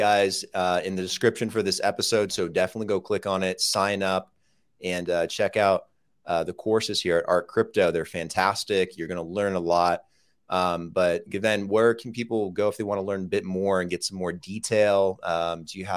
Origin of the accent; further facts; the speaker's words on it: United States; moved away as an adult; now in Colombia; I'm an American